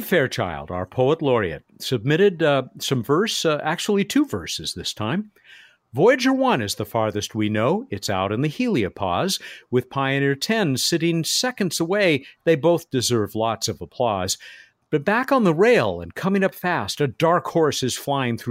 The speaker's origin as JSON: {"language": "English", "town": "San Diego", "region": "California", "country": "United States", "tie": "born or raised there", "said": "San Diego, my hometown"}